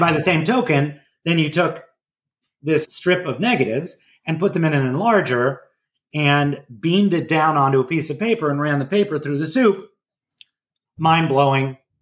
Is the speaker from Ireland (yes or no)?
no; Los Angeles, California, United States; my hometown. And when I say hometown, it is a suburb of Los Angeles called Pacific Palisades, which is way out west, wedged